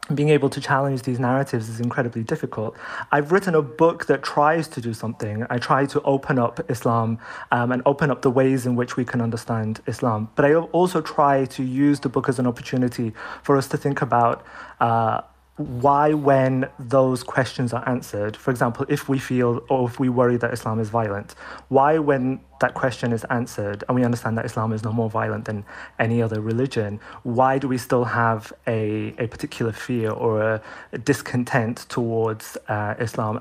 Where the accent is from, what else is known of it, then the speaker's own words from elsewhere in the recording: United Kingdom; growing up in Britain and beginning to have conversations about what it means to be Muslim in British society